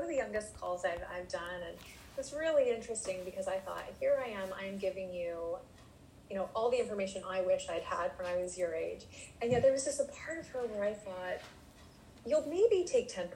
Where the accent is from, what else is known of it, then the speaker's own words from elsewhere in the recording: Canada; I'm Canadian